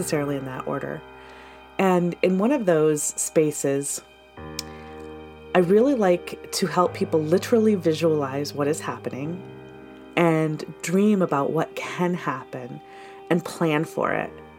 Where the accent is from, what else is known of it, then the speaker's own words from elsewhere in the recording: Michigan, United States; now in Portland, United States; I grew up in Michigan